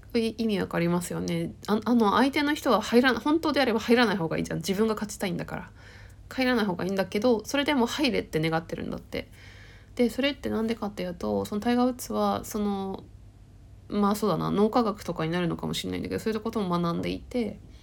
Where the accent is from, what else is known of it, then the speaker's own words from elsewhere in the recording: Tohoku, Akita, Japan; moved away; 自分も、だって東北生まれで、秋田、田舎のさ、生まれててさ